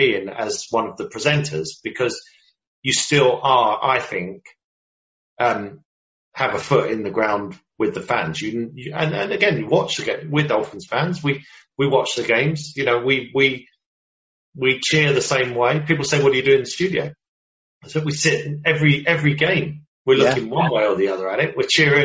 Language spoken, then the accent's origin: English; United Kingdom; I'm a British guy